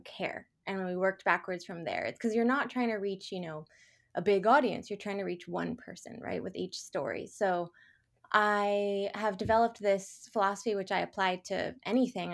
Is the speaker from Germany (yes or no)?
no; Portland, United States; moved away; I'm a native Portlander and I've been back here in my hometown for about two years